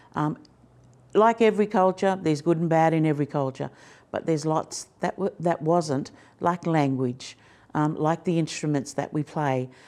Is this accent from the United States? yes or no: no; Fingal Head, New South Wales, Australia; just over the river is a place called Fingal Head. That's where I grew up